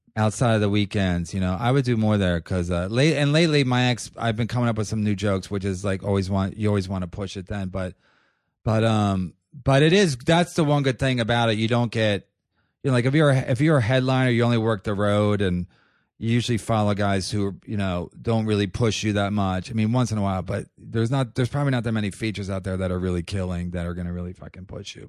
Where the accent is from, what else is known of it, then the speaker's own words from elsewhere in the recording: Philadelphia, Pennsylvania, United States; also born or lived in Los Angeles; now in New York, United States; I'm from Philadelphia